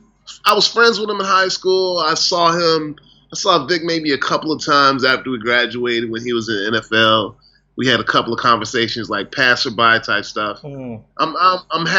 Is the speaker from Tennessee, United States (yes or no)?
no; Newport News, Virginia, United States; moved away as an adult; also born or lived in Oakland, California; now in Los Angeles, United States; in my hometown of Virginia, there weren't really any comedy clubs.